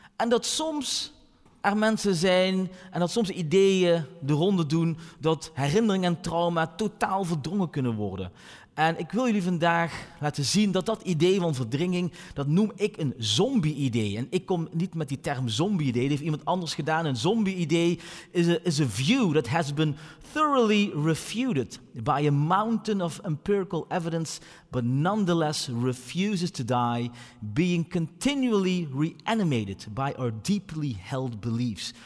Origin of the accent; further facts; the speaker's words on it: Maastricht, Limburg, Netherlands; de stad waar ik vandaan kom, Maastricht.